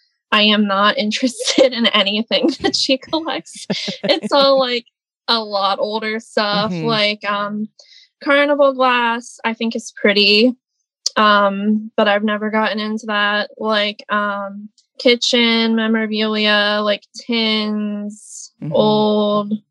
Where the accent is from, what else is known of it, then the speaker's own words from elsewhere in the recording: Dillsburg, Pennsylvania, United States; I'm from Dillsburg, Pennsylvania